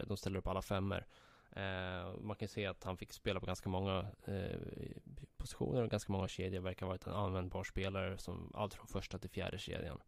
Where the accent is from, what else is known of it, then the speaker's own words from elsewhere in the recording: Södertälje, Stockholm County, Sweden; Jag växte upp i eh, Lina och eh, Brunsäng